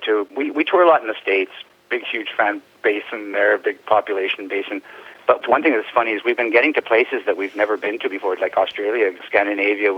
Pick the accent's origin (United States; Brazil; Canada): Canada; we come from Canada, you know, so it gets really cold here in the winter